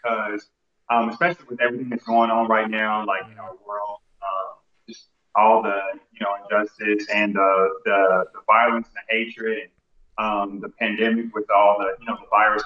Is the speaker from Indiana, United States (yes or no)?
yes; Indianapolis, Indiana, United States; I am from Indianapolis, Indiana.